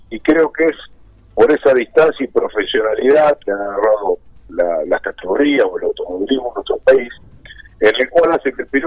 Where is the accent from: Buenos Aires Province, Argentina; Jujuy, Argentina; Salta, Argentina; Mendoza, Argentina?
Buenos Aires Province, Argentina; Chivilcoy; que soy chilencoyano de 100 kilómetros